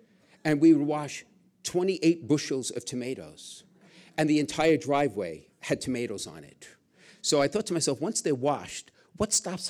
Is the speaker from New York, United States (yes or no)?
yes; New York City, New York, United States; now in Connecticut, United States; everybody knows I'm from Brooklyn